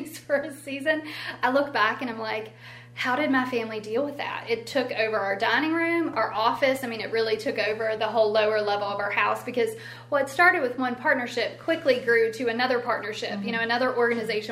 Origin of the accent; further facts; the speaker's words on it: Elkton, United States; I'm from Elkton